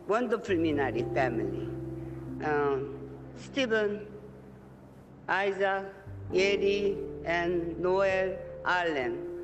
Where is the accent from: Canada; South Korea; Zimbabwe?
South Korea; I'm from Korea, and actually